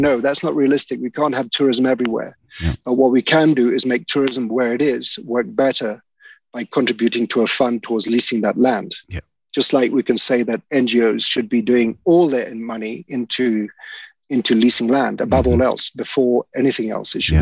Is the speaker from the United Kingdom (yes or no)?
no; the Mara, Narok County, Kenya; I used to growing up in the Mara